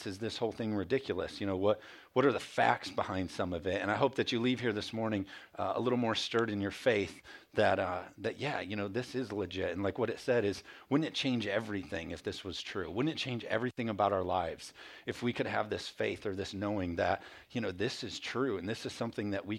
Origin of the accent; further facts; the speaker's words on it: Michigan, United States; moved away; also born or lived in Carolina; We're from Michigan. And so we had moved down to Carolina.